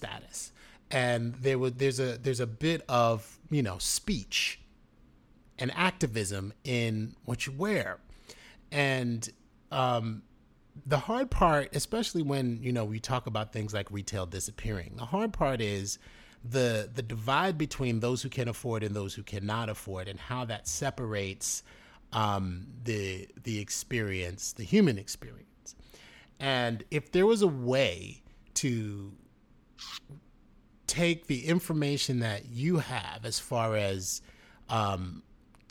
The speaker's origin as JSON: {"language": "English", "town": "New York City", "region": "New York", "country": "United States", "tie": "born or raised there", "said": "growing up in the Bronx, My mother went to FIT, New York City."}